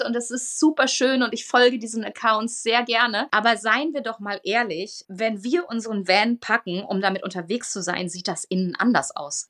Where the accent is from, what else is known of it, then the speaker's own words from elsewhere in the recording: Münsterland, North Rhine-Westphalia, Germany; eine ganz, ganz alte Traditionsfirma aus meiner Heimat, dem Münsterland